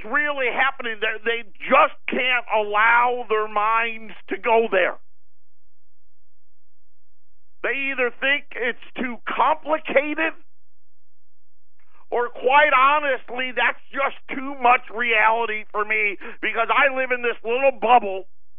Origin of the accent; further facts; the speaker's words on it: Syracuse, New York, United States; I'm a huge Syracuse fan. My hometown, that's where I was born and raised